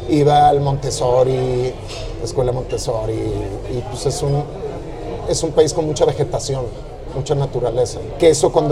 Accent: Panama; also born or lived in Uruguay; now in Mexico City, Mexico; El día que cumplí tres años. Mi papá trabajó en bancos como toda su vida y trabajaba en un banco y se abrió la oportunidad de hacer una sucursal offshore del banco en Pan

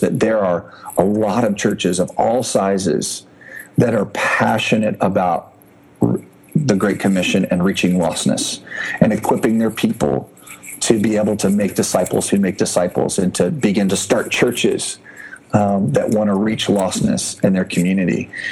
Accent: Indianapolis, Indiana, United States; moved away as an adult; also born or lived in Japan; I'm originally from Indianapolis, grew up there

